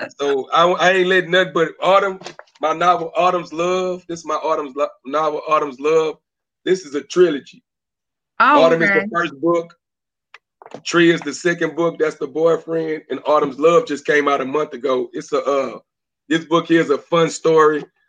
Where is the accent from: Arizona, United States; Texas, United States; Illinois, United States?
Texas, United States; Beaumont; also born or lived in Atlantic City, New Jersey / Oceanside, California; I'm from Beaumont, Texas, but I was born in Atlantic City, New Jersey